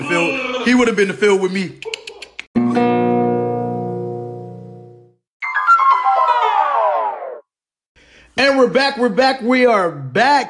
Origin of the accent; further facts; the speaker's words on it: Compton, California, United States; I was born and raised in California.